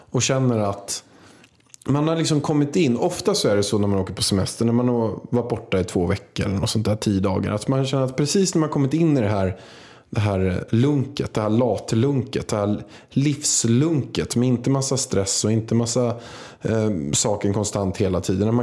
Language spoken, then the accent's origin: Swedish; Vaxholm, Stockholm County, Sweden; För att min mormor kommer från Vaxholm.